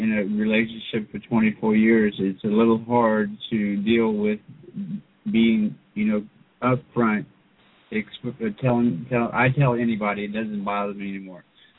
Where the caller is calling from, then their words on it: Lafayette, Louisiana, United States; Lafayette, Louisiana.